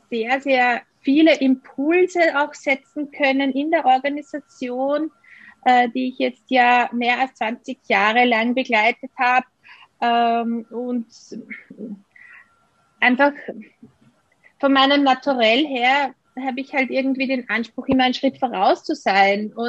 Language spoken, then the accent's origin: German; Austria; ich bin gleich mal äh, nach der Matura, wie das bei uns in Österreich heißt, äh, ausgezogen und habe ein Jahr in Italien verbracht.